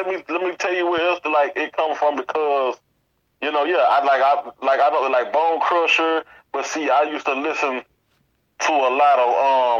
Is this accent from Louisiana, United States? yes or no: yes; New Orleans, Louisiana, United States; moved away; also born or lived in Jackson, Mississippi; where I have not done a show yet is my hometown.